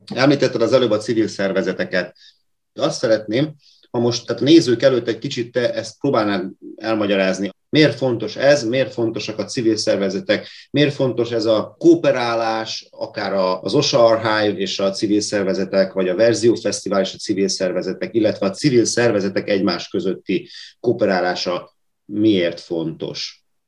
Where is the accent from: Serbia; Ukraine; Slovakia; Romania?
Serbia; Vojvodina; moved away as an adult; also born or lived in Pécs, Hungary; now in Hungary; Én vajdasági kisebbségként, mikor Magyarországra költöztem a Pécsi Egyetemen